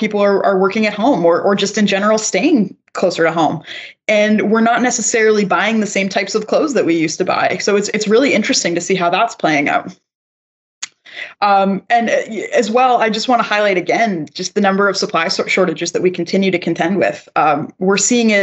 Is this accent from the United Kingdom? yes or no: no; Canada; I'm also a Canadian